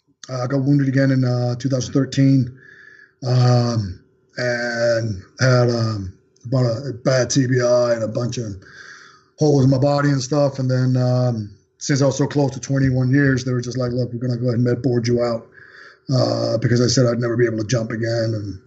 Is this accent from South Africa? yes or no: no; Copenhagen, Capital Region of Denmark, Denmark; English is a second language; moved away as an adult; also born or lived in Thailand; now in United States; I'm born and raised in Denmark, Copenhagen, Denmark. Long story short, I went to the Far East. I fought Thai boxing out there for 3 years. Came to the States to go to school